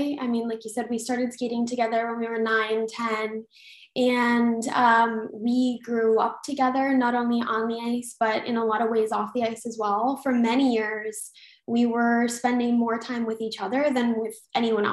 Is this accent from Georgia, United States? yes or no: no; Detroit, Michigan, United States; I grew up in Detroit